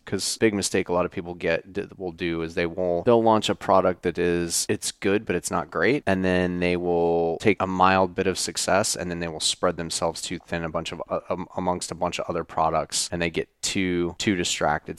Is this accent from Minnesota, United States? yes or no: no; Wyoming, United States; moved away; I grew up in Wyoming on a ranch